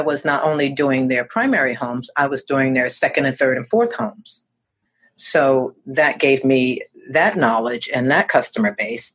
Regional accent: Northeast Corridor of America, United States; moved away as an adult; now in Naples, United States; I'm from the Northeast Corridor of America, which is New York, Connecticut, Philadelphia, Boston, that whole area

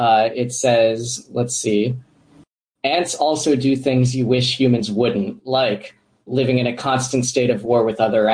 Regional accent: Florida, United States; I grew up in Florida

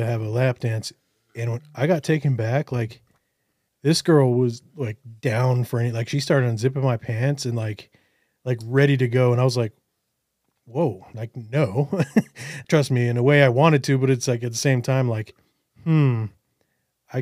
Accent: United States; I'm from America

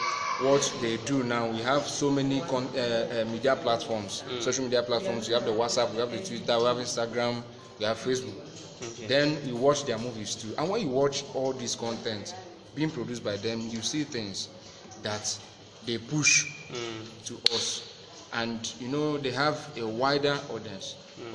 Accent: Anambra, Nigeria; I'm an Igbo man. And I hail from Anambra here.

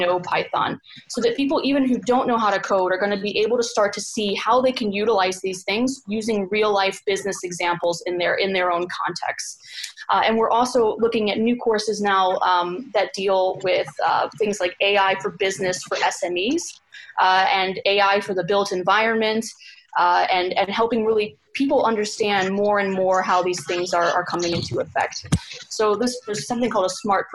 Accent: United States; moved away; I'm an American coming from the States.

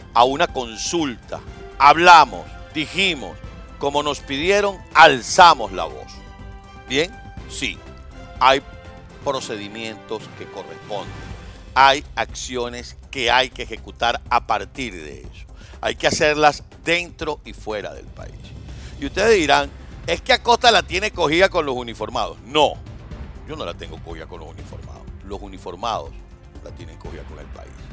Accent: Villa Rosa, Margarita Island, Nueva Esparta, Venezuela; moved away; como venezolano que soy, porque nací en ese país. Yo recuerdo cuando yo vivía allá en Villarrosa

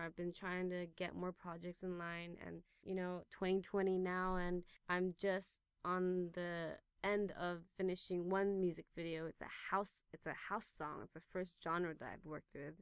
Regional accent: Taipei, Taiwan; moved away as an adult; also born or lived in England; Born and raised in Taipei, and I grew up uh, going to international school here at Taipei European School

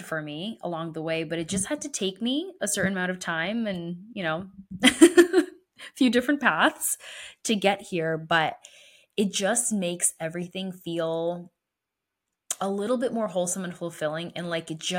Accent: New Britain, Connecticut, United States; my hometown of New Britain, Connecticut.

